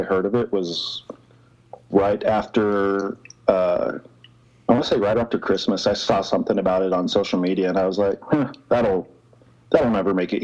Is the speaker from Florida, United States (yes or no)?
no; rural Nebraska, United States; moved away as an adult; I grew up in rural Nebraska. Like, my hometown is, I think on the sign it says like 800 some, like 860 some people, maybe